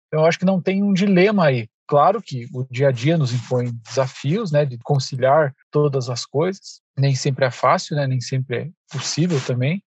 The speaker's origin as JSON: {"language": "Portuguese", "town": "Irati", "region": "Paraná", "country": "Brazil", "tie": "born or raised there", "said": "minha cidade onde eu nasci, que é uma cidade próxima aqui, chama Irati"}